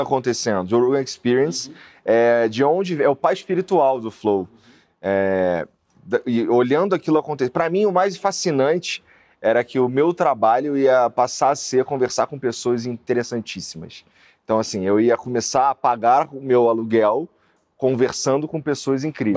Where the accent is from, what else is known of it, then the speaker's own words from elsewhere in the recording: Rio de Janeiro, Brazil; accent: carioca; moved away as an adult; also born or lived in Curitiba; eu sou da Zona Norte do Rio de Janeiro. Eu morava ali, morei a maior parte da minha vida no Rocha.